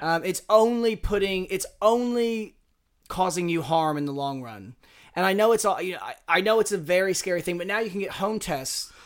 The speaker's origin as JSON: {"language": "English", "region": "Southern Indiana", "country": "United States", "moved": "yes", "said": "I was twenty-one years old. I was from Southern Indiana."}